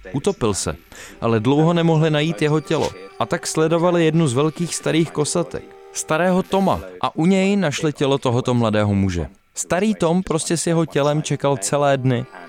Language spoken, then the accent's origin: Czech; England, United Kingdom; v Anglii máme spoustu přízvuků